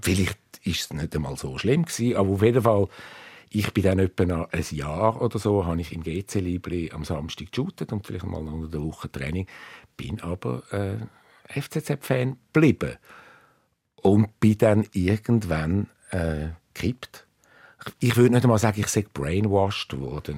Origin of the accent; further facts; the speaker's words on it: suburbs of Zurich, Switzerland; ich bin im Speckgürtel von Zürich aufgewachsen